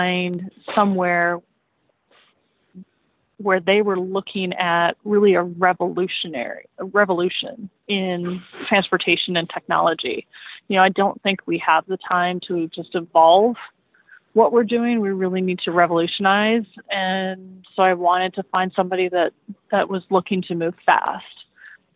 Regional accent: Alberta, Canada; moved away; growing up in Alberta, Canada

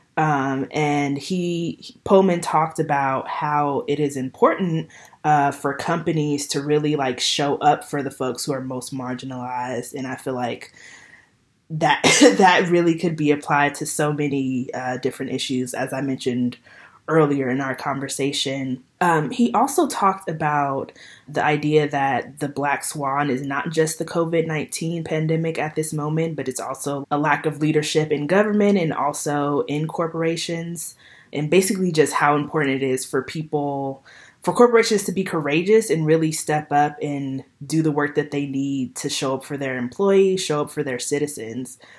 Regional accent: Los Angeles, California, United States; moved away; I grew up in Los Angeles. I haven't lived there for a while now

